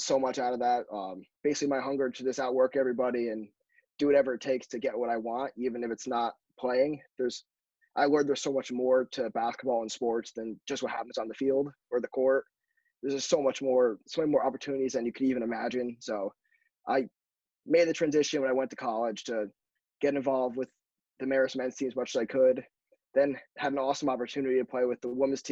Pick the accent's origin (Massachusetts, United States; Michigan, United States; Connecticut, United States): Connecticut, United States; Growing up in Connecticut